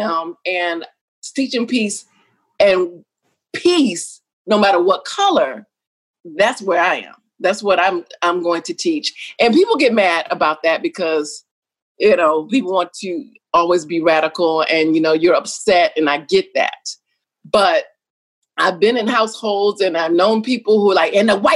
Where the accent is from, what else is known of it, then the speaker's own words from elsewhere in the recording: the South, United States; I grew up in the South